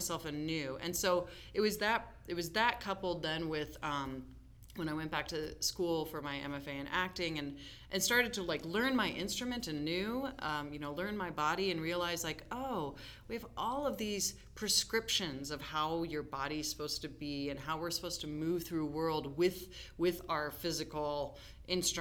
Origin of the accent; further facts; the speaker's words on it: Denver, Colorado, United States; I grew up in Denver going to East High School